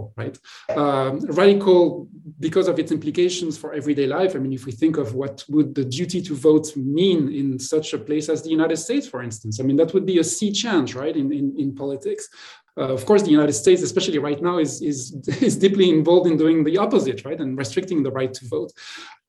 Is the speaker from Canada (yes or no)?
no; Marseille, Provence-Alpes-Côte d'Azur, France; moved away; I come from Marseille, which is growing up was a bilingual city